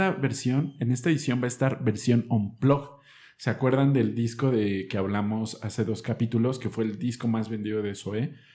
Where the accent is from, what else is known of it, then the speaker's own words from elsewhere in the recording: Mexico City, Mexico; los chilangos tenemos